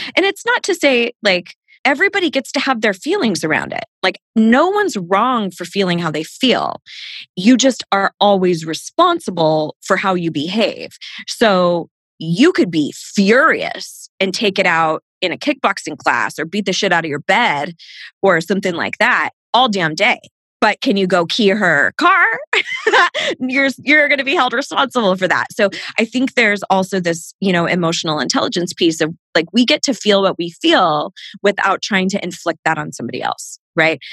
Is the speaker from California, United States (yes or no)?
yes; Southern California, United States; I grew up in Southern California